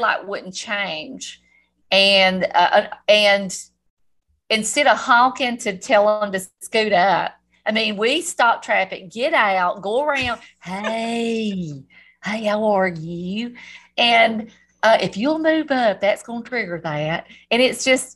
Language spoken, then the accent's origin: English; the South, United States; accent: southern; my southern accent